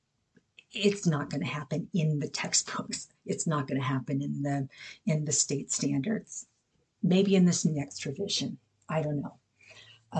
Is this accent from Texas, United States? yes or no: yes; Texas, United States; I grew up certain myself in Texas